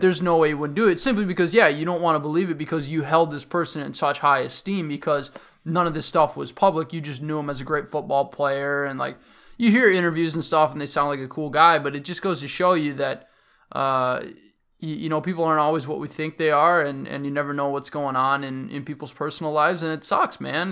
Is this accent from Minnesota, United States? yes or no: yes; Minnesota, United States; the Minnesotan in me